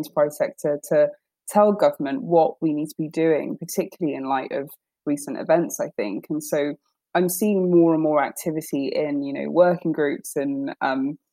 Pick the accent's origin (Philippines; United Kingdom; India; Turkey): United Kingdom; London; I grew up in North London, in Tottenham